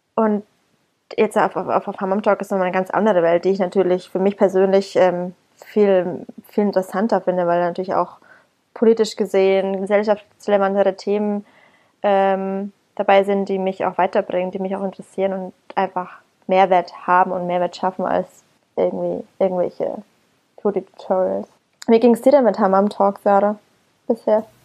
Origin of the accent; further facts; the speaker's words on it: Bamberg, Bavaria, Germany; now in Berlin, Germany; aus meiner Heimat Bamberg